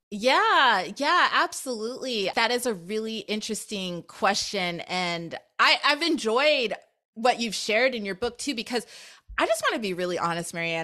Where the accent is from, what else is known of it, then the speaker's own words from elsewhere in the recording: Anchorage, Alaska, United States; I am the child of Jamaican immigrants, and I was born and raised in Anchorage, Alaska